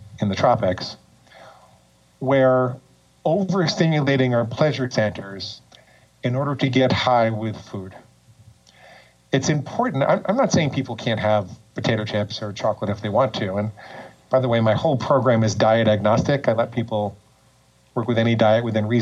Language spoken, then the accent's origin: English; New York, United States; moved away as an adult; also born or lived in Portland, Oregon; now in Florida, United States; I grew up in and around New York, and I lived there until I was almost 40